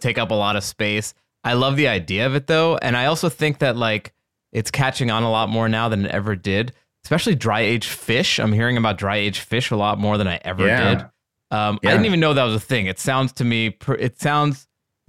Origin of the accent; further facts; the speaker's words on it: Great Neck, New York, United States; my hometown, Great Neck, New York